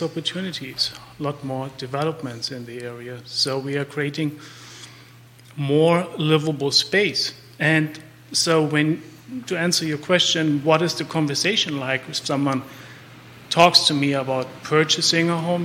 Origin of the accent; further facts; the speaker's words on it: Germany; accent: German; English is a second language; moved away as an adult; now in Charlottesville, United States; I'm from Germany. You can probably tell by the accent.